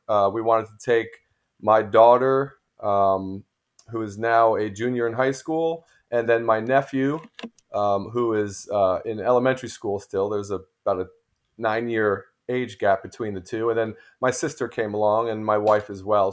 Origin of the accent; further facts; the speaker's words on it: New Jersey, United States; moved away as an adult; now in Clearwater, United States; growing up in New Jersey